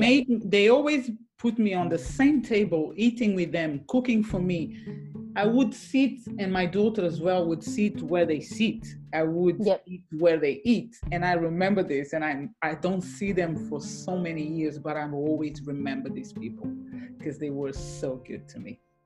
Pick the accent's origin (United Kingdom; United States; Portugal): Portugal; moved away as an adult; I'm from Portugal.